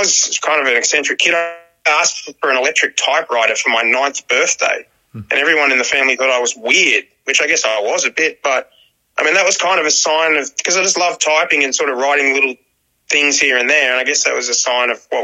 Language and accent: English; Dapto, New South Wales, Australia; also born or lived in Wollongong; I'm from Dapto, man. I live in Dapto. It's a part of the Illawarra region of New South Wales, Australia. So, and I was born in Wollongong Hospital.